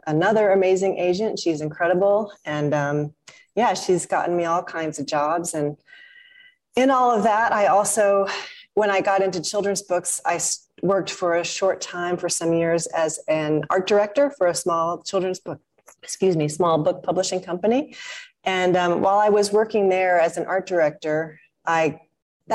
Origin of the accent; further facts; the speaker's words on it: St. Louis, Missouri, United States; now in Malaysia; I grew up in St. Louis, Missouri